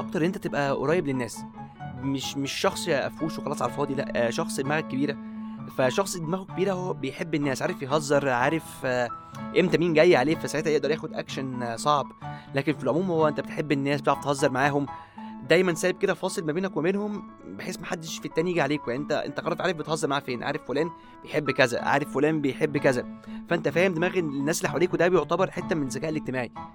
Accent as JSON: {"language": "Arabic", "country": "Egypt", "said": "ثقافتنا كمصريين كلنا"}